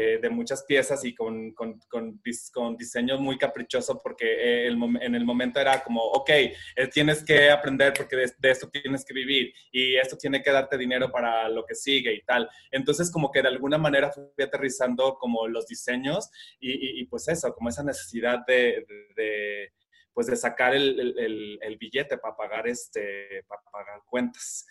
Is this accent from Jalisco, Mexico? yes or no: yes; Guadalajara, Jalisco, Mexico; vivo en la ciudad de Guadalajara, radico aquí, toda la vida he estado aquí